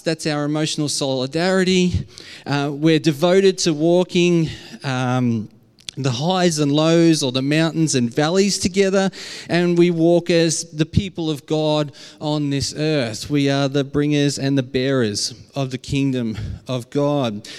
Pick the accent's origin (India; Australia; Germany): Australia; accent: Aussie; my very Aussie accent